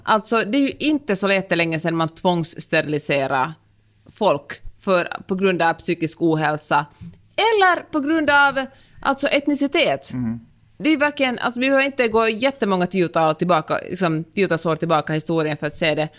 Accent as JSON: {"language": "Swedish", "country": "Finland", "moved": "yes", "lives_now": "United States", "said": "jag är finländare och lever i USA."}